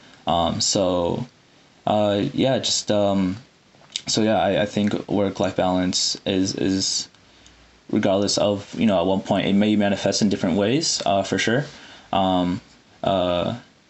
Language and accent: English; Iowa City, Iowa, United States; moved away as an adult; also born or lived in Saudi Arabia / Sudan / Chicago; now in Massachusetts, United States; I'm a Sudani from Iowa City, and we have a large Sudani community there, unbeknownst to a lot of people, most people. And, you know, I've growing up in that community